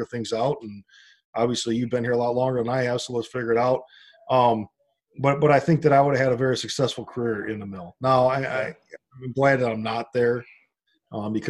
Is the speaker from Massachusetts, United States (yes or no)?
no; Hobart, Indiana, United States; I live here, and this is my hometown, and this is my school, and this is where my family is